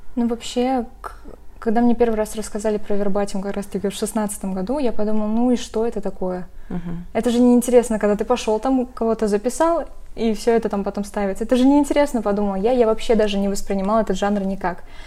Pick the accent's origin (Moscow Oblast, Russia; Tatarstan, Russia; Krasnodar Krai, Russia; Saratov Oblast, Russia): Tatarstan, Russia; Arsk; moved away as an adult; now in Kazan, Russia; Я сама из Арска, то есть не из Казани, и когда я приехала в Казань